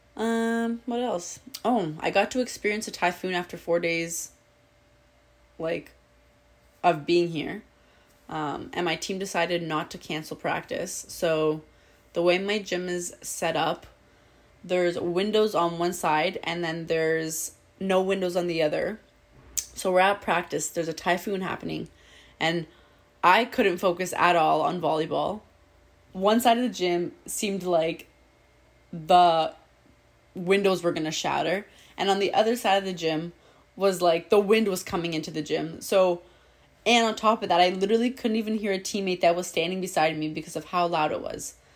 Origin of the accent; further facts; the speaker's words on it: Toronto, Ontario, Canada; moved away as an adult; now in Manila, Philippines; I'm from Etobicoke, Ontario